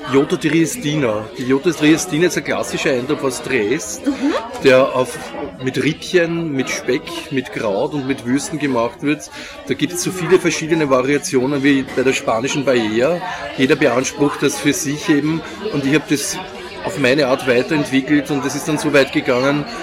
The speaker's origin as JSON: {"language": "German", "region": "Vienna", "country": "Austria", "tie": "born or raised there", "said": "Ein Wiener Original, ein transdanubisches."}